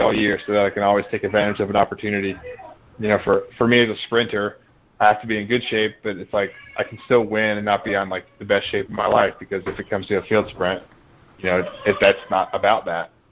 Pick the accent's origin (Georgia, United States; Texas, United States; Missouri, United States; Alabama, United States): Georgia, United States; I grew up in Georgia